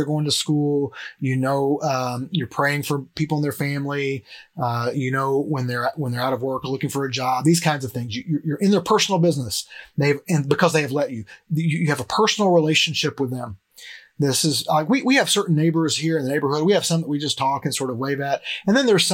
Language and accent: English; Cleveland, United States; a church like the one that I grew up here in Cleveland